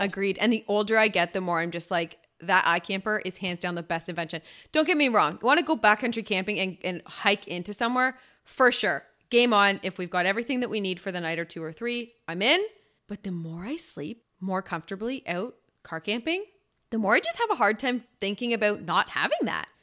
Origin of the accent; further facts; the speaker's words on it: Ontario, Canada; moved away as an adult; now in British Columbia, Canada; we're both from Ontario